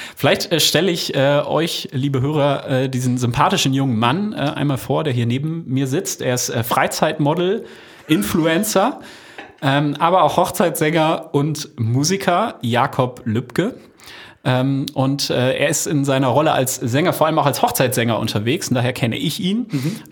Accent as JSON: {"language": "German", "town": "Osnabrück", "region": "Lower Saxony", "country": "Germany", "said": "Wir kommen ja aus Osnabrück"}